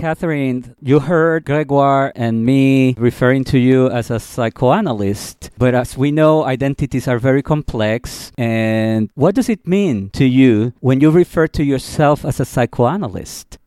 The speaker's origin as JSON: {"language": "English", "country": "Puerto Rico", "moved": "yes", "lives_now": "New York City, United States", "said": "I'm from Puerto Rico, where again, there's a different way of handling money"}